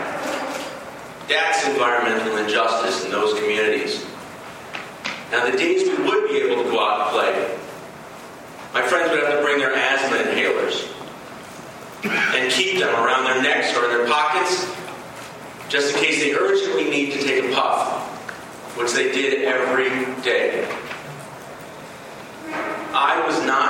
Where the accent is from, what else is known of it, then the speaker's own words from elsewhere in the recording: Los Angeles, California, United States; I grew up in Los Angeles in the 70s and the 80s